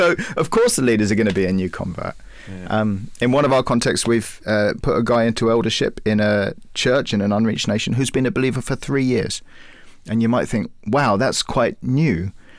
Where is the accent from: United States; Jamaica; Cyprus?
Cyprus; We grew up in Cyprus, and Cyprus is quite a tough place for evangelical Christians.